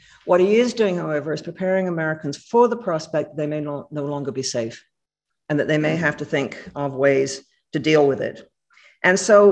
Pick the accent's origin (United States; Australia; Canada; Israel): Canada; I speak as a Canadian